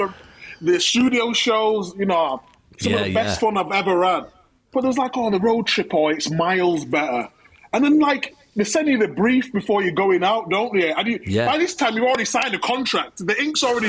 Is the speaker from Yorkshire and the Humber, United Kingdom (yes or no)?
yes; Leeds, Yorkshire and the Humber, United Kingdom; I'm from Chapel Town, and Chapel Town's not the greatest of areas